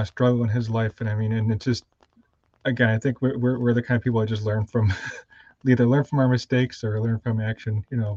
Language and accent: English; Spencerport, New York, United States; I grew up in Spencerport, which is a suburb of Rochester